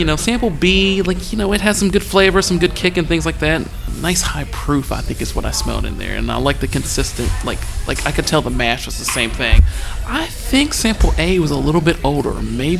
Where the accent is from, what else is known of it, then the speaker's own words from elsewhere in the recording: Lexington, Kentucky, United States; I am from Lexington, Kentucky.